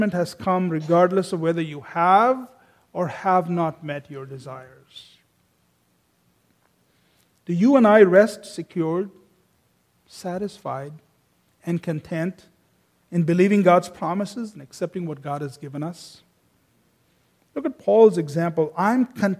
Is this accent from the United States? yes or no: no; India; I come from India